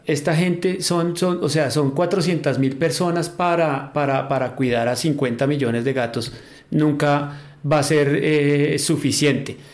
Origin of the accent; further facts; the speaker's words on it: Colombia; nos íbamos los colombianos